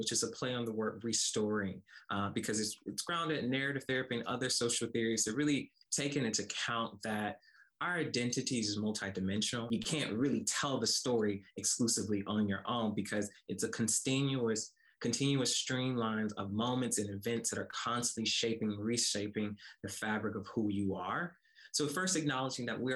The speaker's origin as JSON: {"language": "English", "town": "Como", "region": "Mississippi", "country": "United States", "tie": "born or raised there", "said": "I grew up in rural Mississippi, a small town called Como, Mississippi"}